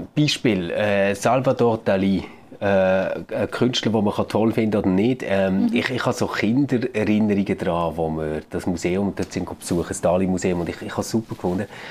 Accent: Switzerland; bei uns in der Schweiz

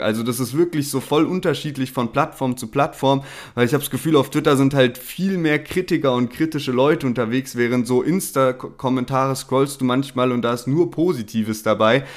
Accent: Heidelberg, Baden-Württemberg, Germany; bei uns in Heidelberg

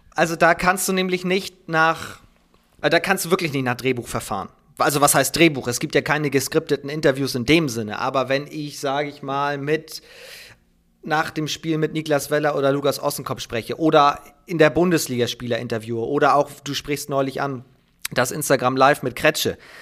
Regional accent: Preetz, Schleswig-Holstein, Germany; Ich komme aus dem wunderschönen Preetz, mitten in Schleswig-Holstein, am Rande der holsteinischen Schweiz gelegen

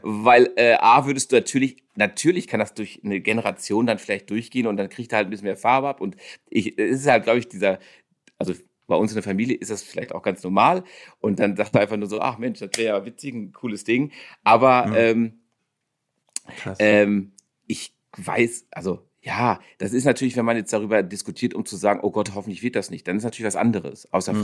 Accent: South Africa; now in Germany; da bin ich aufgewachsen

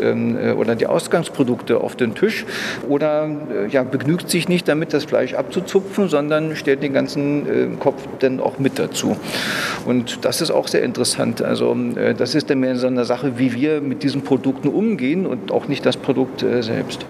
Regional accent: Germany; bei uns in Deutschland

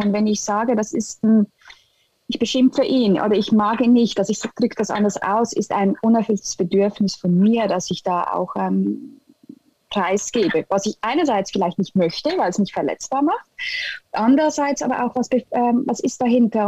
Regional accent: Switzerland; German is a second language; im Moment in der Schweiz einen Kulturschock im eigenen Land

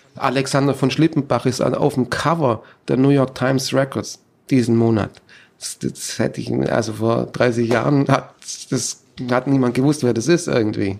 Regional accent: Germany; moved away as an adult; also born or lived in Stuttgart; now in United States; bin ich auch eigentlich aus Deutschland weg

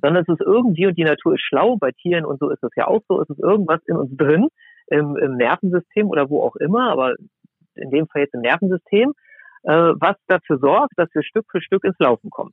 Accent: near Braunschweig, Lower Saxony, Germany; Also ich bin in der Nähe von Braunschweig aufgewachsen

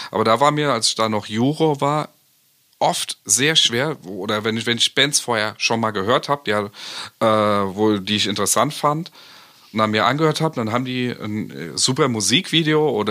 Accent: East Germany, Germany; Ich komme ja aus der DDR

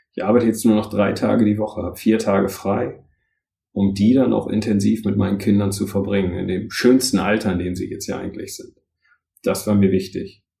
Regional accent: Northern Germany, Germany; also born or lived in London; now in Rhein-Main area, Germany

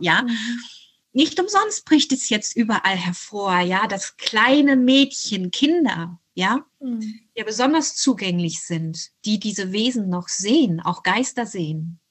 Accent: Hanau, Hesse, Germany; also born or lived in unnamed country under a dictatorship (birthplace); wir sind in Hanau äh, angesiedelt bei meiner deutschen Großmutter

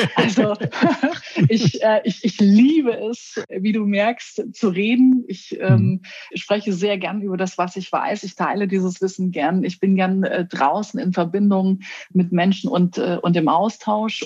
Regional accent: Querfurt, Saxony-Anhalt, Germany; now in Berlin, Germany; in meine Heimatstadt nach Querfurt in Sachsen-Anhalt

